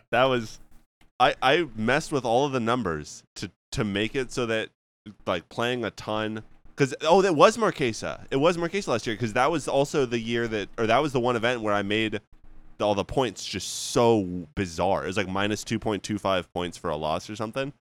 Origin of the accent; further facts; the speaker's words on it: Canada; I'm just Canadian